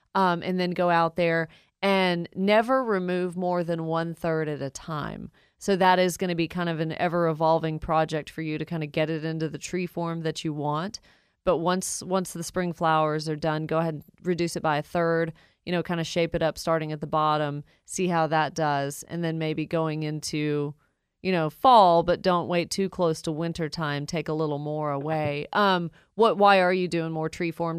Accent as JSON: {"language": "English", "town": "Woodstock", "country": "United States", "tie": "born or raised there", "said": "my hometown, Woodstock"}